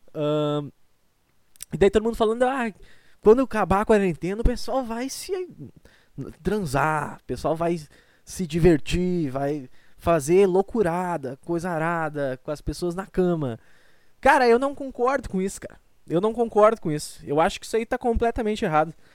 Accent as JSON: {"language": "Portuguese", "region": "Rio Grande do Sul", "country": "Brazil", "accent": "gaúcho", "said": "eu sou gaúcho"}